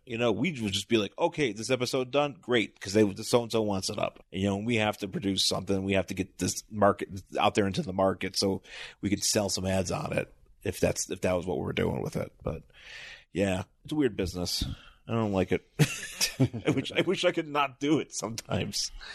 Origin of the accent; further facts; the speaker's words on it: Buffalo, New York, United States; also born or lived in Boston; now in Los Angeles, United States; lived in Buffalo, went to Boston, and then moved to L A.